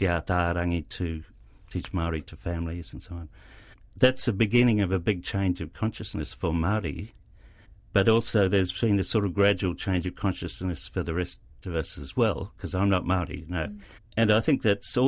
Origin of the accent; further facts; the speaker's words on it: Australia; moved away as an adult; now in New Zealand; I grew up in Australia